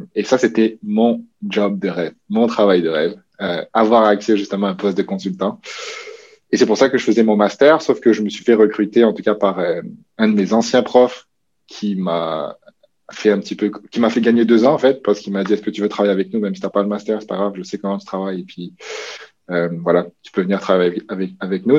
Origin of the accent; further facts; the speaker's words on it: New Caledonia; moved away as an adult; also born or lived in Quebec; now in Canada; je suis originaire de la Nouvelle-Calédonie. Ça, je pense que c'est quelque chose qui est comme ancré chez moi qui est important, comme le petit gars des îles qui a grandi au milieu du Pacifique